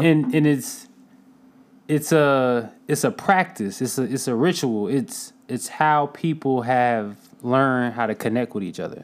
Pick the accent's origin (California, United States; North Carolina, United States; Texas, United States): North Carolina, United States; Durham; I'm from Durham, North Carolina